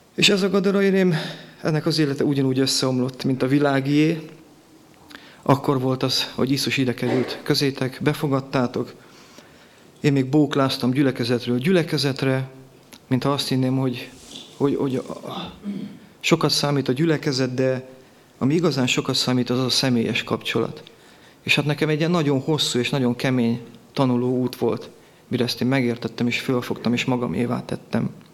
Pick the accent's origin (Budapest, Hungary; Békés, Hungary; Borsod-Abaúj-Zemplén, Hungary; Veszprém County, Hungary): Békés, Hungary; Gyula; Itt születtem Gyulán